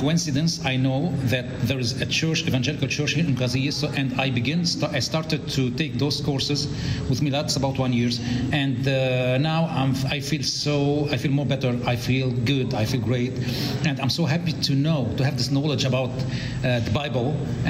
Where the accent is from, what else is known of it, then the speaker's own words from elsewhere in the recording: South Governorate, Lebanon; English is a second language; I'm from South Lebanon, from Mamre, near Saidahir